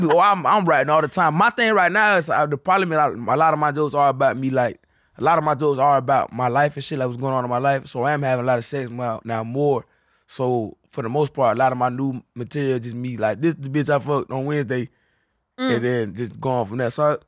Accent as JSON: {"language": "English", "region": "Florida", "country": "United States", "moved": "yes", "lives_now": "Austin, United States", "said": "I'm from Florida."}